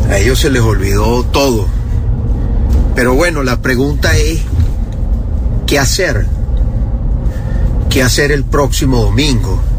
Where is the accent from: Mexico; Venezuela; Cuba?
Venezuela; los que somos venezolanos